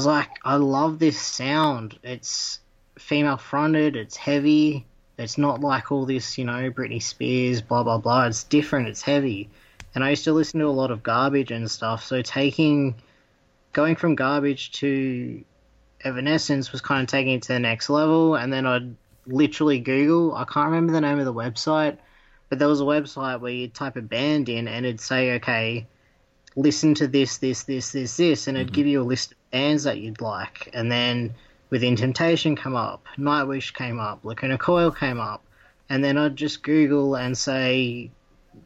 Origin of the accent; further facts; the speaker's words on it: Tasmania, Australia; moved away as an adult; now in Melbourne, Australia; I am actually from Tasmania